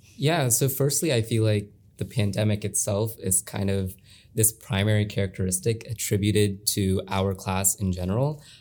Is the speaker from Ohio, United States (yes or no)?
yes; Olentangy, Ohio, United States; I have been here since first grade.